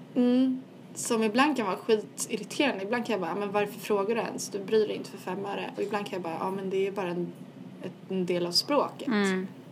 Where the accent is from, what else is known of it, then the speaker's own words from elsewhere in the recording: Sweden; accent: Swedish; moved away; min svenska accent